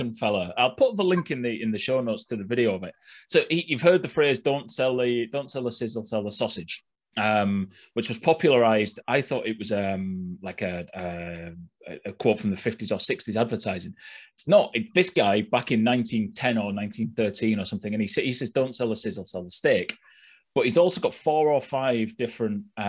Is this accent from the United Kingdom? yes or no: yes; Yorkshire and the Humber, United Kingdom; I'm from Yorkshire